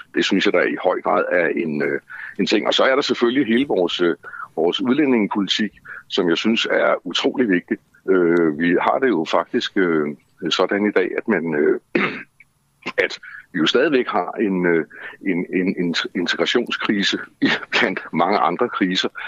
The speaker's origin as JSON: {"language": "Danish", "town": "Copenhagen", "region": "Capital Region of Denmark", "country": "Denmark", "tie": "born or raised there", "said": "jeg er jo født og opvokset i København og har boet her i masser af år"}